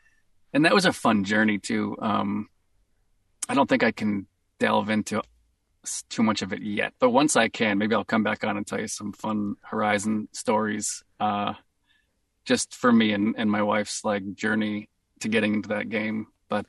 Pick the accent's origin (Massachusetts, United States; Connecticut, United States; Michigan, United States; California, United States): Massachusetts, United States; Boston; accent: Boston; I was so stoked that it was like my true natural accent going to come out in the game.